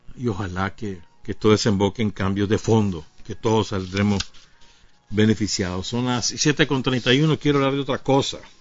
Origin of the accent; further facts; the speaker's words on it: Nicaragua; la suma de todos los nicaragüenses, en la cual estamos nosotros también